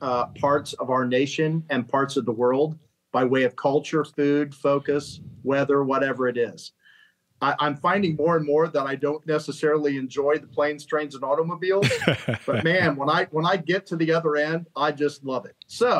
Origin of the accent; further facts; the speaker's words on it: Columbus, Ohio, United States; also born or lived in Colorado Springs / Washington, D.C.; So as a military brat, I have spent the majority of my time growing up in Columbus, Ohio, going to college there.